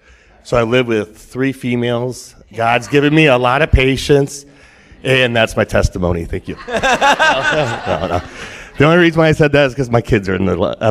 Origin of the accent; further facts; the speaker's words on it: Quad Cities, United States; I was raised in the Quad Cities since I was six.